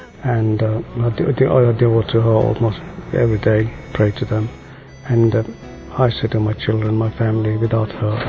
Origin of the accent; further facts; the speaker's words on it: Goa, India; moved away; I'm originally from Goa. Goa being one of the most Catholic states in India.